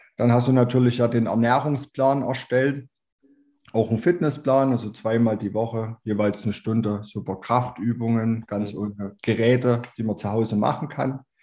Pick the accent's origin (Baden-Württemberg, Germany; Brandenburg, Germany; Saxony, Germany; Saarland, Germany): Saxony, Germany; Chemnitz; bin 32 Jahre alt, komme aus Chemnitz